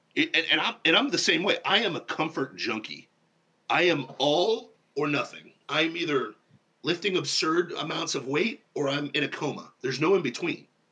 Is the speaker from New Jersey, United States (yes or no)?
no; Ohio, United States; now in Florida, United States; I grew up in Ohio